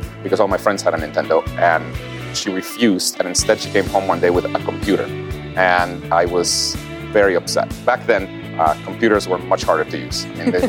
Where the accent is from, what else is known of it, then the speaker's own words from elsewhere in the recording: Guatemala; I grew up in Guatemala.